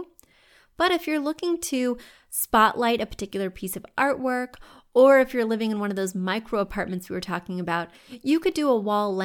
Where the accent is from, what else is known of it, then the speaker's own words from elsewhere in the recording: Missouri, United States; now in New York City, United States; When you go to Missouri, all the homes are low in the places I grew up